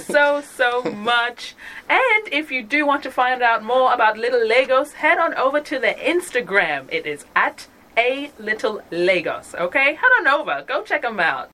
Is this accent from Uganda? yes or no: yes; Uganda; now in Sydney, Australia; I'm originally from Uganda